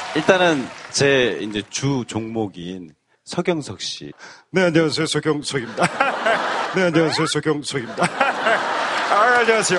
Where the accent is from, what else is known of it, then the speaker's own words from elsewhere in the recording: North Gyeongsang, South Korea; 저는 경북입니다.